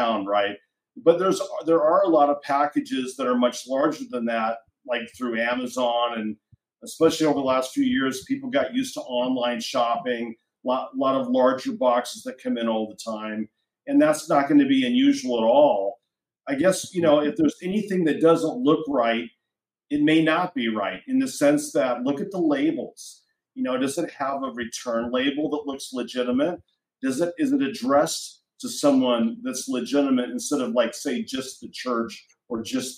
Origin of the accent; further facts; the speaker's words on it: Oregon, United States; in Oregon, in my home state